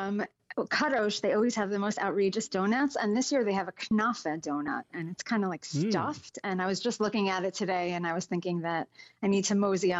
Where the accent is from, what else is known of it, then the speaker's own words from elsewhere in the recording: United States; moved away as an adult; now in Israel; as an American, we're used to like politeness and it's the Middle East here.